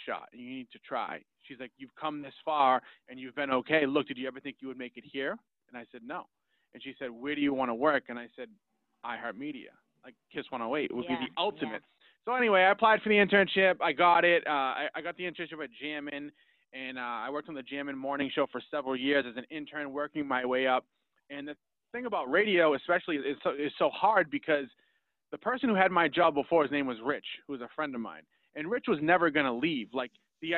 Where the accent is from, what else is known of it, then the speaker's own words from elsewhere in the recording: Malden, Massachusetts, United States; I grew up in Malden, which is right down the street